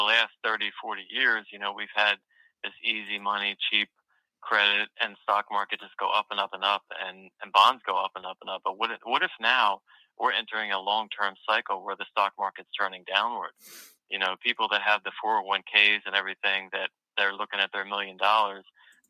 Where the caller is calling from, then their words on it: Delaware, United States; from Delaware.